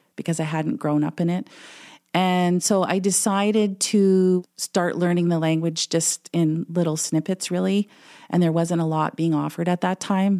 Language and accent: English; Manitou Rapids, Ontario, Canada; first language English; moved away as an adult; also born or lived in Winnipeg; now in Selkirk, Canada; I'm actually from Manitoba with the gong. First Nation in Ontario, which is, um, Manitou Rapids